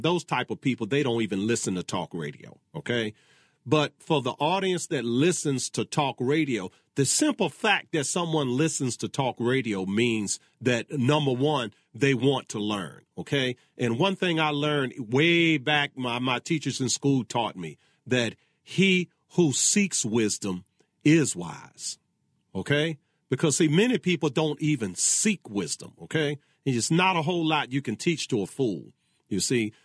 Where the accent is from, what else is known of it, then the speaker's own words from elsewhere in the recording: Virginia, United States; my home state of Virginia